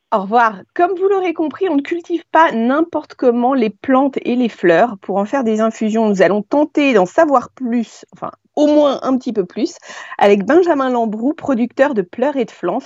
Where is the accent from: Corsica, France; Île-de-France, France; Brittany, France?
Île-de-France, France; Paris; quand on est parisien